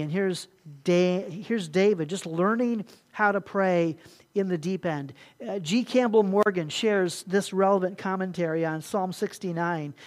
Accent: Puerto Rico; moved away; also born or lived in Ohio; growing up in Puerto Rico there

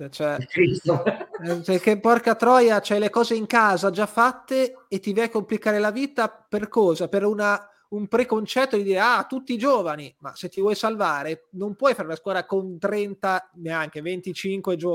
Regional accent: Empoli, Tuscany, Italy; l'Empoli, anch'io sono di Empoli, sono d'accordo.

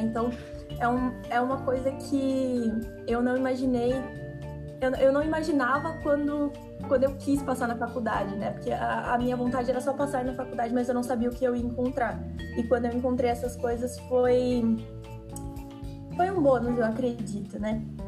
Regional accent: São Paulo, Brazil; eu sou de São Paulo, da capital

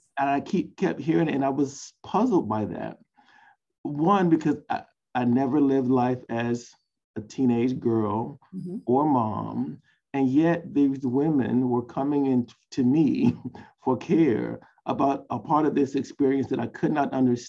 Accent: Savannah, Georgia, United States; I'm a Southerner. I'm from Savannah, Georgia.

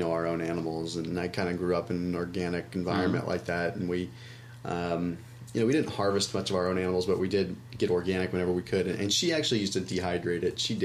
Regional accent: Sonoma, California, United States; I'm from Sonoma

